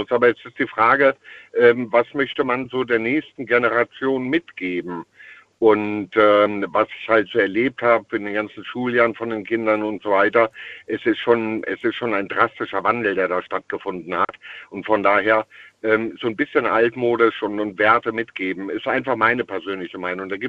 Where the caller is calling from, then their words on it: Eitelborn, Rhineland-Palatinate, Germany; steh ich nicht an einem Computer drin, auf Eitelborn, Westerwald